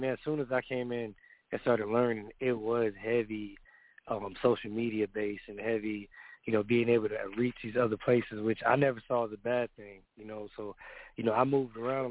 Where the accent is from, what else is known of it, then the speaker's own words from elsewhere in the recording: the South, United States; I'm from the South